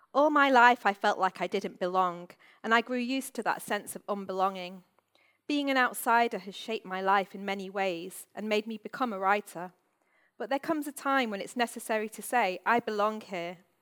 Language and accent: English; Manchester, North West England, United Kingdom; The North is my home, having been born and bred in Manchester.